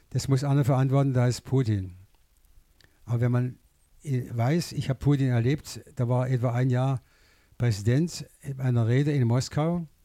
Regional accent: Niederbühl, Baden-Württemberg, Germany; born there; Ich wurde geboren in Niederbühl, heute äh, Stadtteil von Rastatt. Und Heimat ist für mich, dass ich hier wohnen darf, in einer Gegend, in der ich mich wohlfühle. Wir sind im Nord Nordschwarzwald zu Hause.

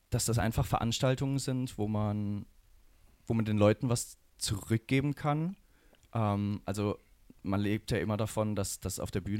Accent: Rastatt, Baden-Württemberg, Germany; Weil ich komme hier aus der Region, ich komme aus Rastatt und da war halt das Fest.

